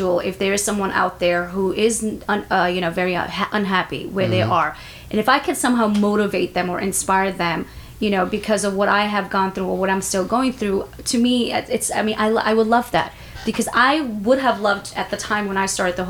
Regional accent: Bangladesh; I'm from Bangladesh

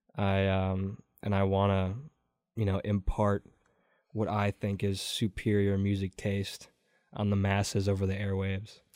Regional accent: Door County, Wisconsin, United States; also born or lived in Stoughton, Wisconsin; I am from Door County, Wisconsin.

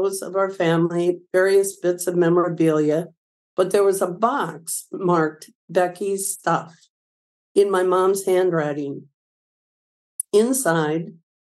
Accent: Milledgeville, Illinois, United States; moved away as an adult; now in Belleville, United States; I grew up in Milledgeville, a little town of about 1,000 folks in the northwest corner of Illinois

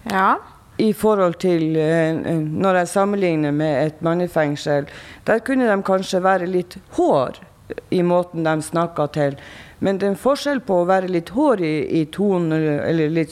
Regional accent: Tromsø, Troms, Norway; og jeg er fra Tromsø.

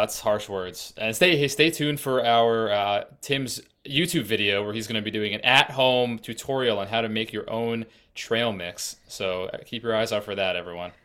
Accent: Massachusetts, United States; also born or lived in Colorado; I'm from Massachusetts and currently in Massachusetts, but I spent, uh, the last year and a half in Colorado

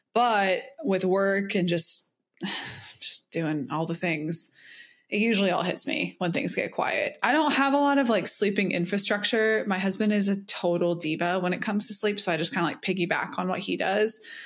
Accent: the South, United States; I'm from the South

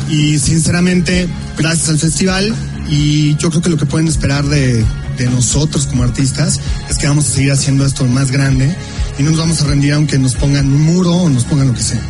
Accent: Mexico; como mexicanos

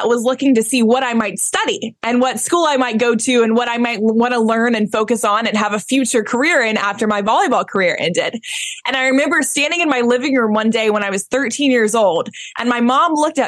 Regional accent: Atlanta, Georgia, United States; So I was born and raised in Atlanta, Georgia. So I'm a Georgia peach

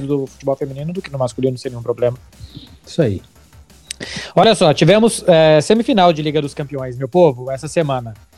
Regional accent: Brazil; now in Barcelona, Spain; eu sou brasileiro

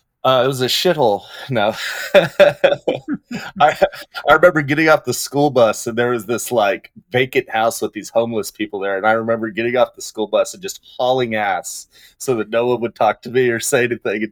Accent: San Jose, California, United States; born there; I was born in San Jose, California.

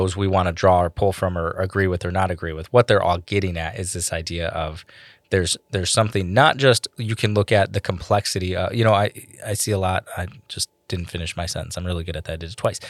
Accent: Michigan, United States; accent: Michigan; my Michigan accent

